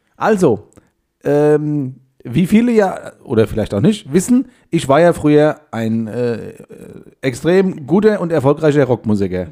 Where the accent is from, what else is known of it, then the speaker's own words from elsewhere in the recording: Hesse, Germany; ich habe mich dann mehr so bei Hessen äh, so, also in die Mitte reingestellt